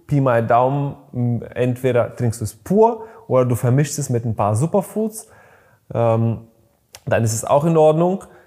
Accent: Bulgaria; moved away; ich bin in Bulgarien geboren

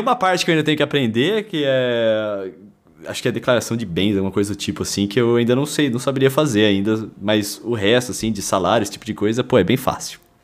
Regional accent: Lençóis Paulista, São Paulo, Brazil; now in São Paulo, Brazil; eu e o Brunão somos da mesma cidade, nós somos de Lençóis Paulista

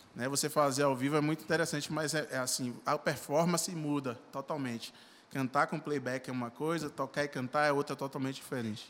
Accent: Salvador, Bahia, Brazil; Sou natural de Salvador

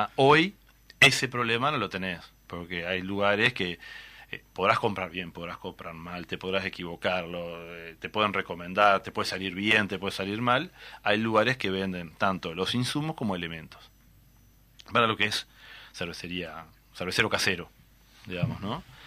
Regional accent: Tacuarembó, Uruguay; somos de Tahuarembó, se habrán, notado que las R las guardamos por algún lado ahí

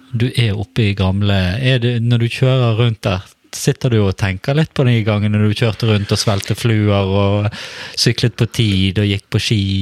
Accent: Bergen, Vestland, Norway; jeg vokste jo opp i Stamerbakken

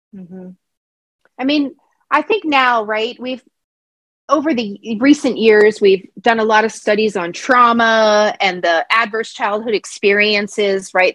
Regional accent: Pennsylvania, United States; I was born in Pennsylvania

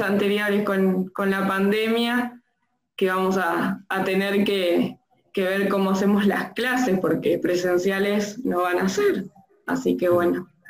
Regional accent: Tres Arroyos, Buenos Aires Province, Argentina; moved away as an adult; now in Bahía Blanca, Argentina; soy de Tres Arroyos

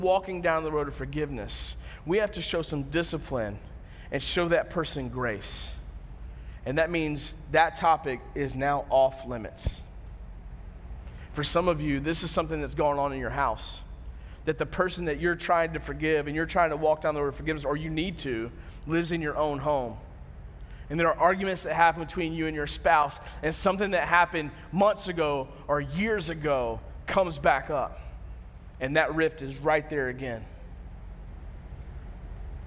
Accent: United States; we as Americans

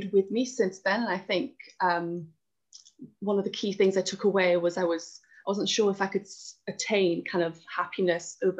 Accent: Wales, United Kingdom; moved away; I'm originally from Wales

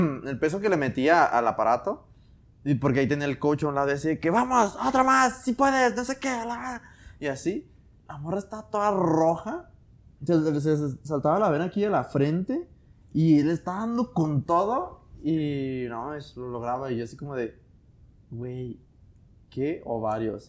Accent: Mexico; nacimos aquí en México

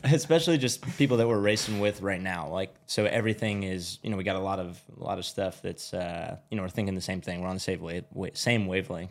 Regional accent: Glendale, California, United States; moved away; also born or lived in Georgia; I was born in Glendale, which is where I'm living now

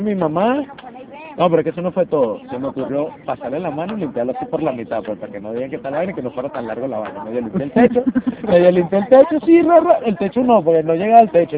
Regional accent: Venezuela; also born or lived in Cumaná / Margarita; now in Lima, Peru; como todo venezolano

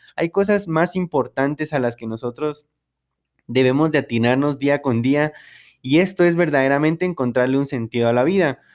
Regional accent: San Marcos, Guatemala; also born or lived in Quetzaltenango (Xela), Guatemala; yo soy de San Marcos, entonces eh, vivía la mayor parte del tiempo en Shela

